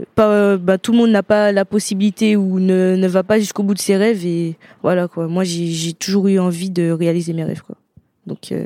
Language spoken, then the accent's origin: French; Martinique; moved away